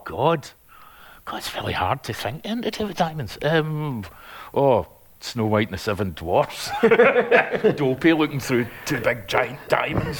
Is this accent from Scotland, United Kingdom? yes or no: yes; Glasgow, Scotland, United Kingdom; also born or lived in Lanarkshire; I was originally from Springburn, but then we moved to Lanarkshire and all over the place